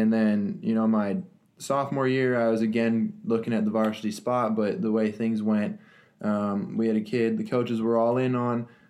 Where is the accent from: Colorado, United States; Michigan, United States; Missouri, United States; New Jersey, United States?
Colorado, United States; Littleton; now in Texas, United States; I grew up in Littleton, Colorado, a suburb outside of Denver.